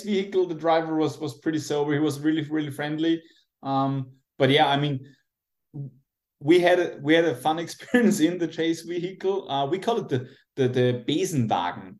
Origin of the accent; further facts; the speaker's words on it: Austria; also born or lived in Salzburg, Austria; I'm from Austria.